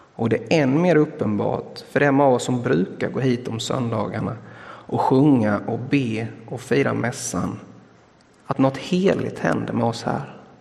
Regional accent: Blekinge, Sweden; som vi säger hemma i Blekinge

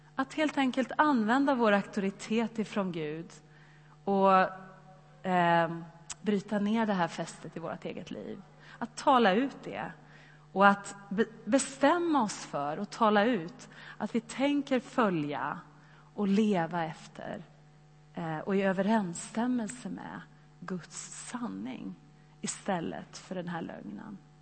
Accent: Sweden; oss som svenskar

